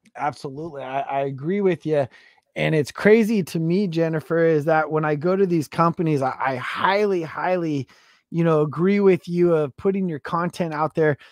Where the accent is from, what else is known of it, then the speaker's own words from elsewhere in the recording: West Coast, United States; I'm from the West Coast